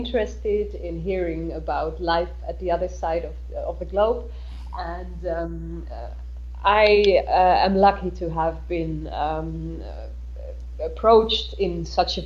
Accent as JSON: {"language": "English", "country": "Netherlands", "moved": "as an adult", "lives_now": "Berlin, Germany", "said": "as a Dutch person"}